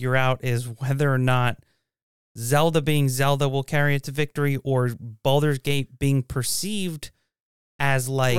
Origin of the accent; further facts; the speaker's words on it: Washington, United States; No, I grew up in Washington.